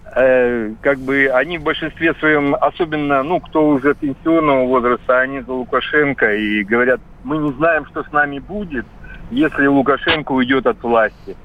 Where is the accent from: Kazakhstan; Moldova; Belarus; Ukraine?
Belarus; now in Krasnodar, Russia; я сам из Белоруссии, э, давно, правда, приехал в Краснодар